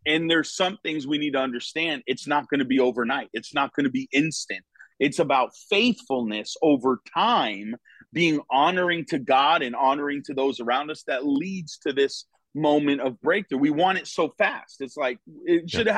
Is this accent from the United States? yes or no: yes; Connecticut, United States; moved away as an adult; now in Florida, United States; was born and raised in Connecticut.